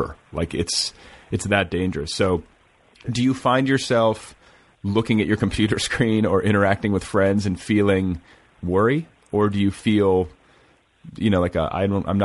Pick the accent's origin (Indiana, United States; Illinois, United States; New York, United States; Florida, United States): Indiana, United States; I'm from Indiana